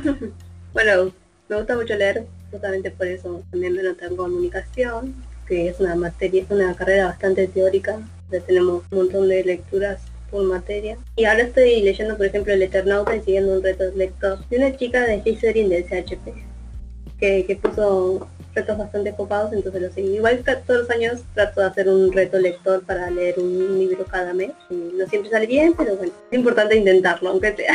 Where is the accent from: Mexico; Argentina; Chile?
Argentina; Merlo, Buenos Aires Province; soy de Merlo